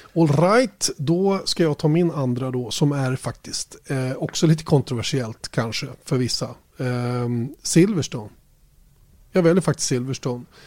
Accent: Sweden

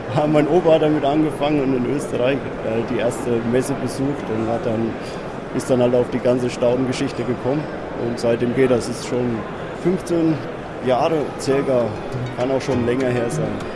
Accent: Germany; Wir kommen aus der Rhön, das ist in der Mitte von Deutschland

